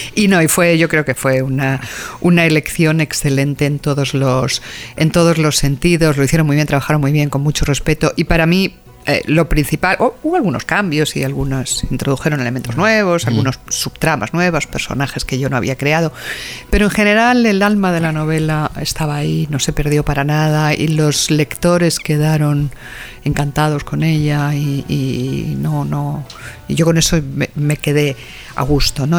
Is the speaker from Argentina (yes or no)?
no; Spain; las ferias nuestras españolas